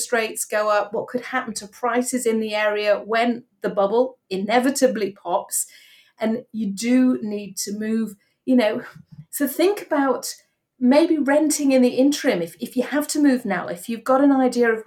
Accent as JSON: {"language": "English", "region": "Yorkshire and the Humber", "country": "United Kingdom", "said": "I'm a Yorkshire girl, so I know its charms, definitely"}